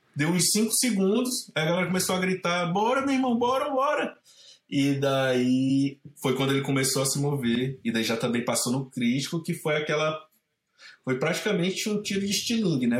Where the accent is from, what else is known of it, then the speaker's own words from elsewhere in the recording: Caucaia, Ceará, Brazil; moved away as an adult; also born or lived in Santa Barbara, California; now in San Francisco, United States; eu sou de uma cidade chamada Calcaia. Ela fica bem na costa, tipo assim, o centrinho fica a 7 km da praia. Eu cresci nesse centrinho